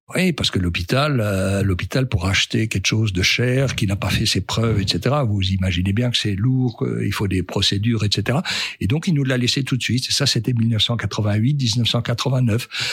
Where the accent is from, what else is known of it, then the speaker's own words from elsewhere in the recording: France; quand on est un Français